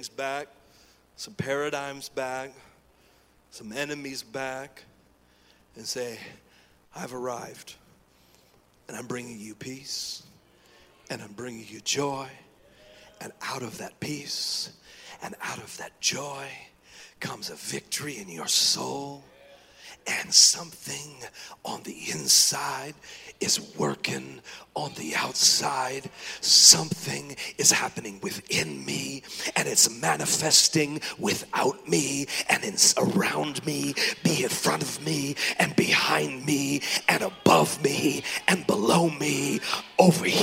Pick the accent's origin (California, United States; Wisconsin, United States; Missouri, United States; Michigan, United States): California, United States; Oakland; now in Georgia, United States; I'm from Oakland, California